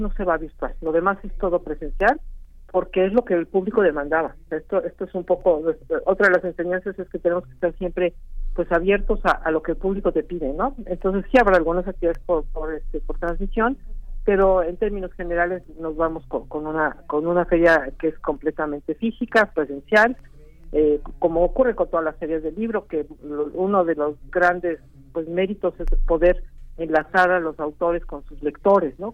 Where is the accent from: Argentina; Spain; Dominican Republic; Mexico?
Mexico